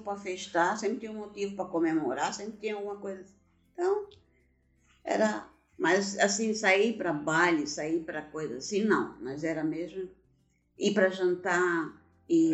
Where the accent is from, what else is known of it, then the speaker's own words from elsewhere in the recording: Blumenau, Santa Catarina, Brazil; also born or lived in Gaspar; Eu nasci em Gaspar, cidade vizinha de Blumenau. E viemos morar em Blumenau quando eu tinha três anos de idade. Então me considero blumenauense